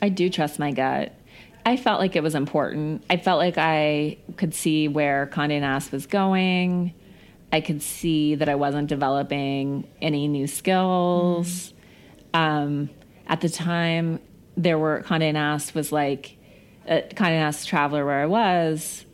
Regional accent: Missoula, Montana, United States; moved away; I grew up in Missoula, Montana, which is like a small town

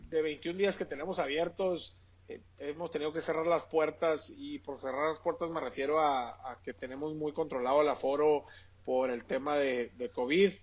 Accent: Sonora, Mexico; como buen sonorense

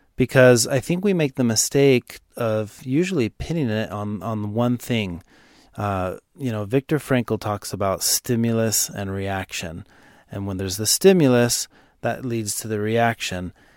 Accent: Dallas, Texas, United States; I'm from Dallas

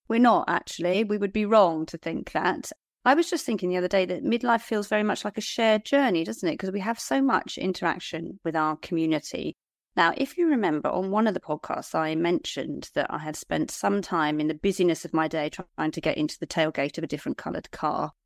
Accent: Liskeard, South West England, United Kingdom; my hometown of Lisgard.

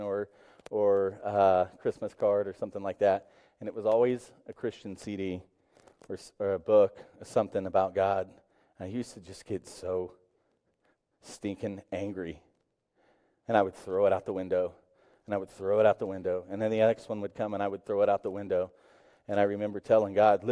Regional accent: Tulsa, Oklahoma, United States; I grew up in Tulsa, Oklahoma

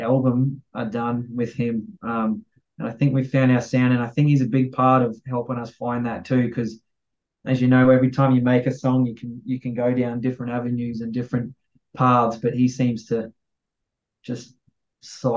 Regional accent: Australia; being Aussie

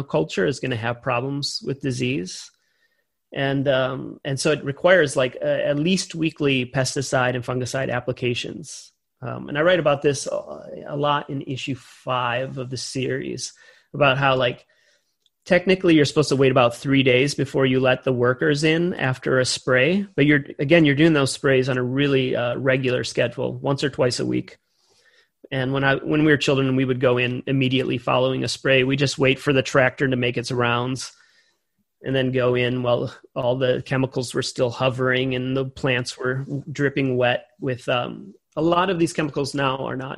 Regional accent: Wisconsin, United States; my hometown

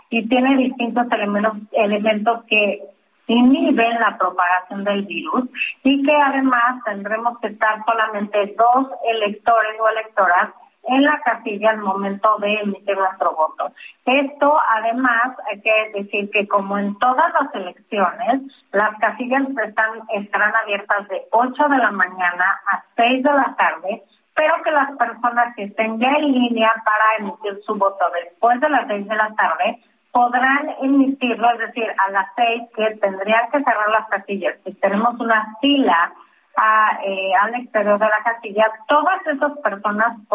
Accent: Mexico; tenemos, creo, como, como mexicanos y mexicanas, muy las reglas conforme las cuales tenemos que ir a ejercer nuestro voto

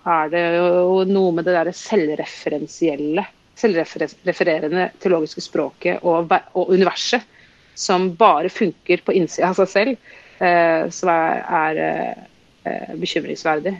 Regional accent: Oslo, Norway; jeg vokste opp i Oslo

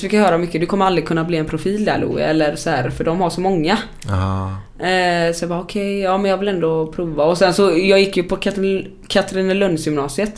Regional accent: Sweden; som svensk

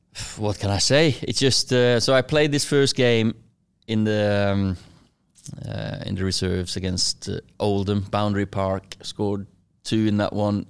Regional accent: Kristiansund, Møre og Romsdal, Norway; moved away as an adult; now in Manchester, United Kingdom; I was born in Christensen, little, uh, fishing village or a city, town, whatever you wanna call it, uh, twenty-five thousand. I lived in, um, house with, uh, me, with my sister, four years younger than me, mum and dad

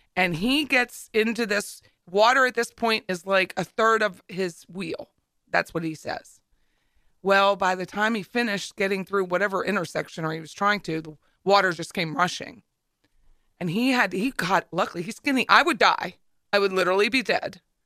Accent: Hershey, Pennsylvania, United States; moved away; also born or lived in Harrisburg, Pennsylvania; my hometown of Hershey

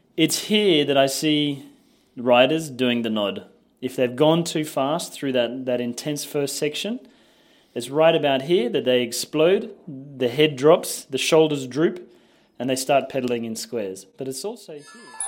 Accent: Australia; moved away as an adult; also born or lived in France; now in Nice, France; I'm an Australian

